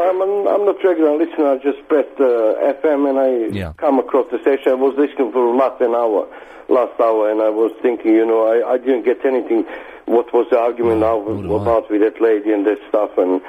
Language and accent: English; Serbia; moved away; I'm from the Serbia.